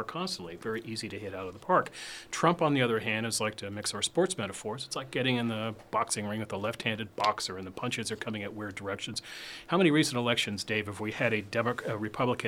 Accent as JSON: {"language": "English", "town": "Washington", "region": "District of Columbia", "country": "United States", "moved": "yes", "said": "I'm from Washington"}